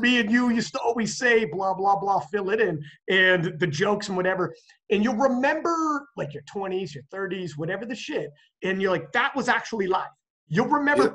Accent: Canada; I'm from Canada

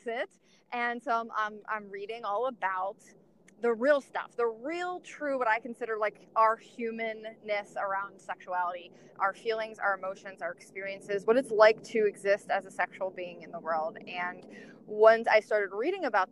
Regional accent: outside of Philadelphia, Pennsylvania, United States; moved away as an adult; now in San Diego, United States; growing up outside of Philadelphia

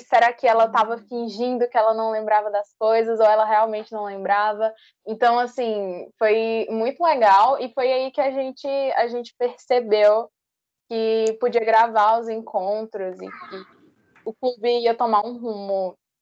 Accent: Northeasterners, Northeast Region, Brazil; somos nordestinos

